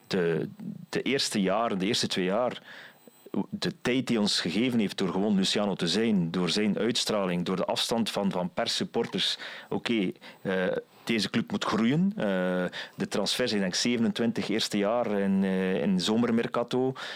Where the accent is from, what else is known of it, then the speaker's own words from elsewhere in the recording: West Flanders, Belgium; ik als West-Vlaming